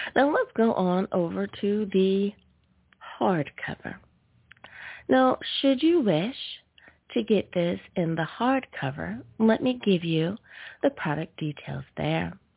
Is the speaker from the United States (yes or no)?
yes; United States; my home country. Woo! Thank you, USA